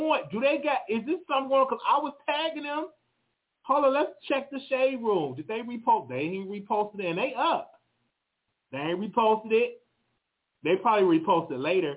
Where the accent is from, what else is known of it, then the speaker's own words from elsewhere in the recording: Chicago, Illinois, United States; I'm from Chicago in Inglewood.